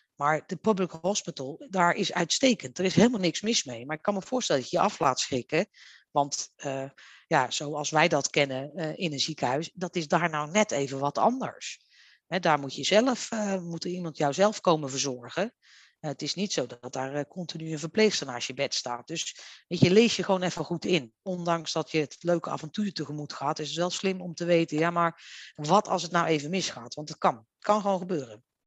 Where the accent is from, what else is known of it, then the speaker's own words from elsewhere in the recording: Netherlands; wij zijn als Nederlanders